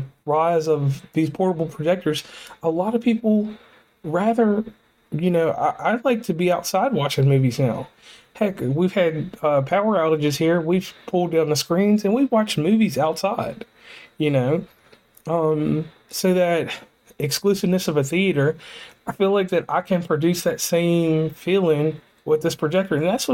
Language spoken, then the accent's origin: English; West Virginia, United States; So once again … from West Virginia and Commonplace, and I am signing off.